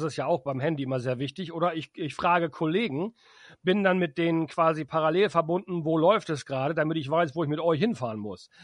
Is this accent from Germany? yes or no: yes; Emden, Lower Saxony, Germany; in meiner Heimatstadt in Emden